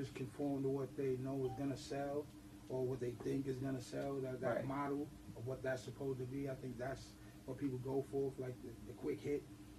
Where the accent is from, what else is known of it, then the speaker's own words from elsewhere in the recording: New York City, New York, United States; From the South Bronx. Forest Projects. Well, I'm actually from McKellen, but by way of Forest Projects. That's where I'm from, South Bronx.